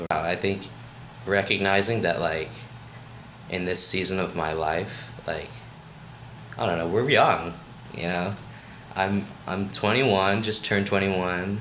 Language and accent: English; Rockville, Maryland, United States; moved away; I'm from Rockville, Maryland